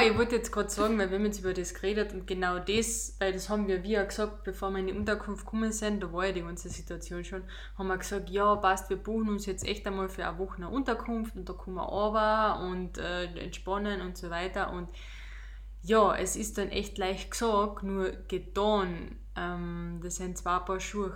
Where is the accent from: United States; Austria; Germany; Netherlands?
Austria; wir als Österreicher